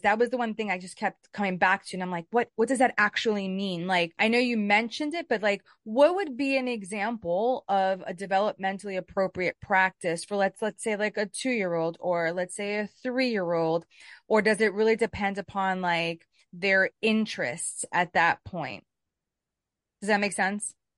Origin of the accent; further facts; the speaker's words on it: New York City, New York, United States; I grew up in Brooklyn